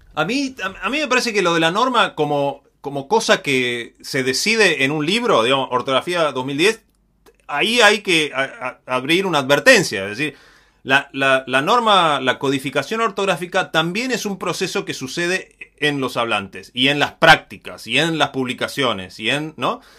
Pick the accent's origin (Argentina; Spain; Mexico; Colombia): Argentina; Patagonia; yo no soy porteño, soy de Patagonia